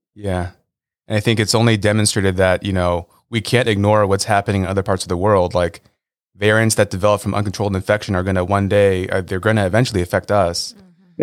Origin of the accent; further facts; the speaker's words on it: Los Angeles, California, United States; I grew up in Los Angeles as a diehard Lakers fan.